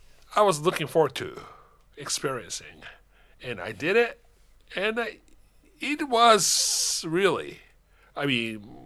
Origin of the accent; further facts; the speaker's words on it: Tokyo, Japan; first language Japanese; English is a second language; moved away; I'm Japanese native and I was born in Japan, Tokyo, right? Raised up there. And my Japanese is okay still, right?